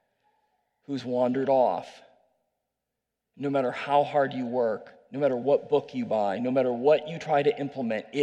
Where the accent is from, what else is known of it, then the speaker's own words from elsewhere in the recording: Iowa City, Iowa, United States; moved away as an adult; I was born there, raised there. I love Iowa City